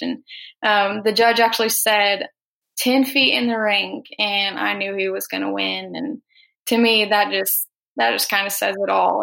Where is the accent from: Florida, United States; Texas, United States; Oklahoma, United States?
Oklahoma, United States; Bristol; I'm from Bristol, Oklahoma. I'm a senior at Bristol High School